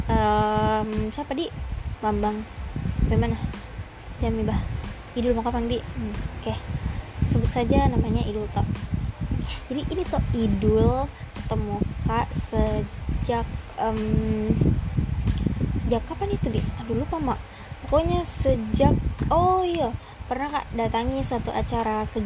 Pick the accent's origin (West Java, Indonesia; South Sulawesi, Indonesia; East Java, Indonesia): South Sulawesi, Indonesia; Makassar; jadi sebenarnya aku orang Makassar ya guys. Jadi uh, ya aku bisa bicara uh, bahasa gini.